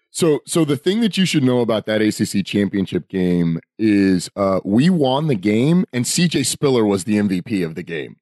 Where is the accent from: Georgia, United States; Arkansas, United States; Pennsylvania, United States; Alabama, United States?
Georgia, United States; Atlanta; growing up in Atlanta